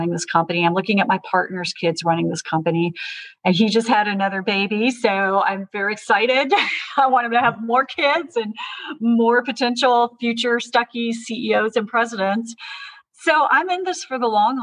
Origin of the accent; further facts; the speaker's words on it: Georgia, United States; I'm from Georgia. My family's been in Georgia since the 1820s